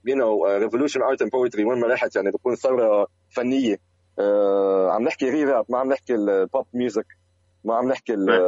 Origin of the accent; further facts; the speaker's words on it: Lebanon; moved away as an adult; now in Malaysia; اول ما طلعت من لبنان